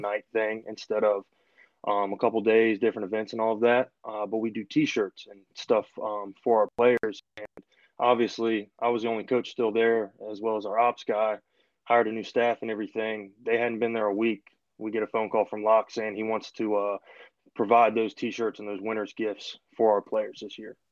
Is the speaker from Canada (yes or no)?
no; Richmond, Virginia, United States; moved away as an adult; also born or lived in Wingate, North Carolina; I'm from Richmond originally left to go down to just outside Charlotte.